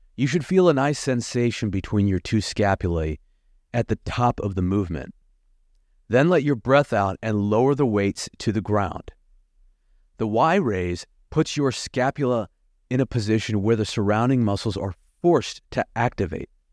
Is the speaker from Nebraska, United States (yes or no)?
yes; Lincoln, Nebraska, United States; moved away as an adult; also born or lived in Bloomington, Indiana / Atlanta; living in my hometown of Lincoln, Nebraska